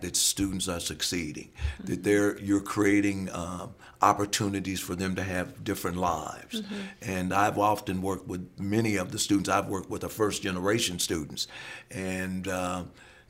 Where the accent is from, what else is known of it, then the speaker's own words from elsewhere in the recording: South Bend, Indiana, United States; moved away as an adult; also born or lived in Akron, Ohio; now in Clemson, United States; growing up in South Bend, Indiana, I tend to root for Notre Dame